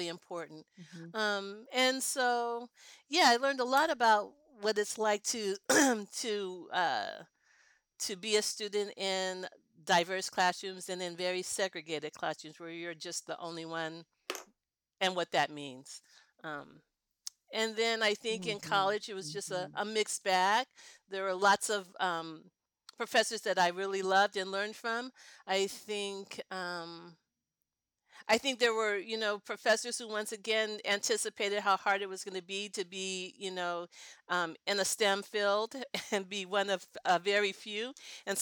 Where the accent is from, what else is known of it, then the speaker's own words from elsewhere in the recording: California, United States; also born or lived in Denver, Colorado / Oakland, California; I was born in Denver. And then my dad moved out earlier, but our move to California happened when I was in the second grade